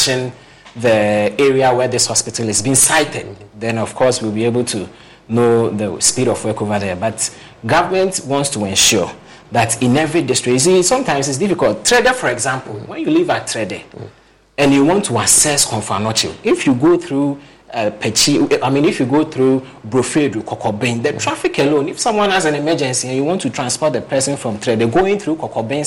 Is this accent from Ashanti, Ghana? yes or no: yes; Ashanti, Ghana; I'm from the Ashanti region.